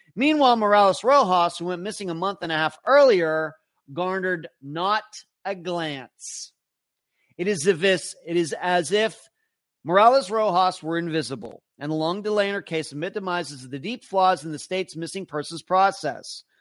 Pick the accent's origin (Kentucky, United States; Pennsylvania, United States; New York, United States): Pennsylvania, United States; also born or lived in Nevada; now in Florida, United States; I grew up in Pennsylvania